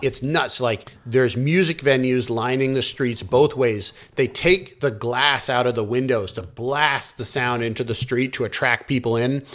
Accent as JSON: {"language": "English", "country": "United States", "moved": "as an adult", "lives_now": "China", "said": "I'm an American"}